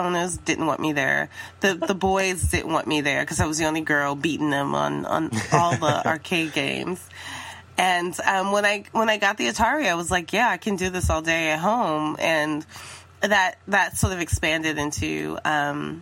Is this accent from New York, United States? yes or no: yes; New York City, New York, United States; So I grew up in Harlem in the Bronx in New York City